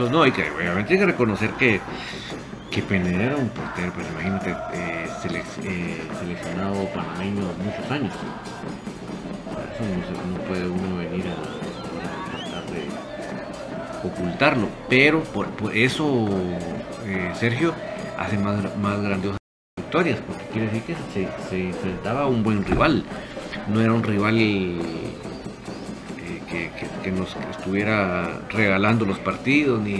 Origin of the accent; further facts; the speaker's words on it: Guatemala; yo no soy seguidor de la selección, soy orgullosamente guatemalteco, eso sí, pero no soy un seguidor del, equipo de fútbol